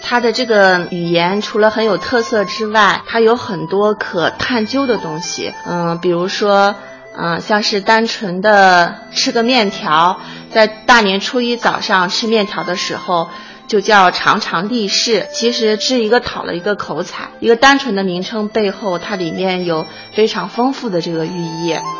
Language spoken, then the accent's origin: Chinese; Huizhou, Anhui, China; accent: Huizhou dialect; 我们原先的徽州方言